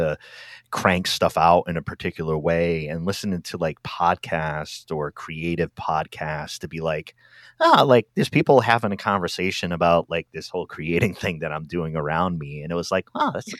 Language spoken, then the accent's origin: English; Rhode Island, United States; I'm from Rhode Island